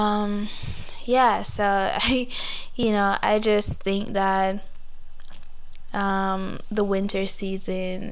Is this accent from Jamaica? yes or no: yes; Jamaica; moved away as an adult; now in Canada; I am a Jamaican born and raised, but I've been here in Canada for like 3 years